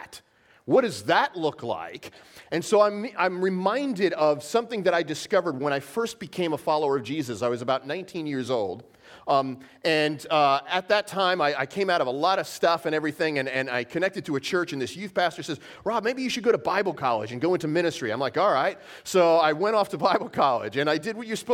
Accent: New York, United States; I'm from New York, born and raised in New York

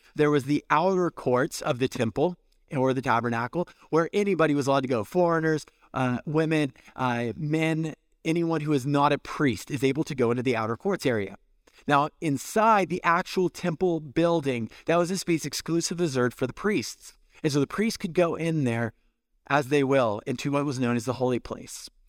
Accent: California, United States; moved away; I'm from California

